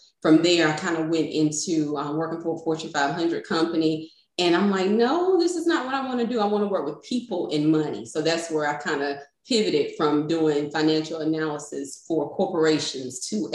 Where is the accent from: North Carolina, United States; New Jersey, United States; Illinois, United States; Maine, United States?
North Carolina, United States; Raleigh; I'm born and raised in Raleigh, North Carolina, and I still reside in North Carolina here